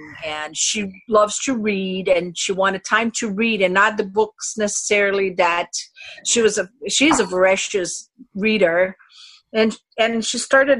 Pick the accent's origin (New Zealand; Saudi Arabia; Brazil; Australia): Brazil; also born or lived in North Carolina; now in Minnesota, United States; I am from Brazil